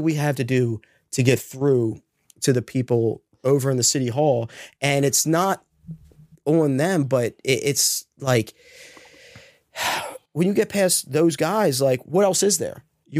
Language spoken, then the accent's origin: English; Towson, Maryland, United States; also born or lived in Parkville; So I grew up in Southeast District, mostly Towson, Parkville, went to Towson.